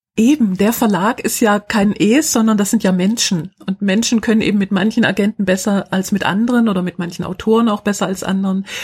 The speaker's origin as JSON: {"language": "German", "town": "Schwäbisch Hall", "region": "Baden-Württemberg", "country": "Germany", "tie": "born or raised there", "said": "in meiner Heimatstadt Schwäbisch Hall"}